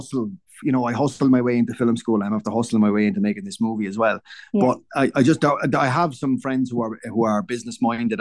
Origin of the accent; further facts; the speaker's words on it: Waterford, Munster, Ireland; I'm from Waterford very proudly